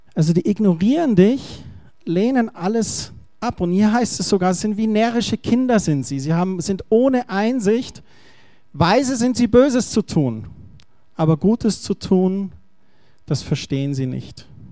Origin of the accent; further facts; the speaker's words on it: Germany; ich bin Deutscher.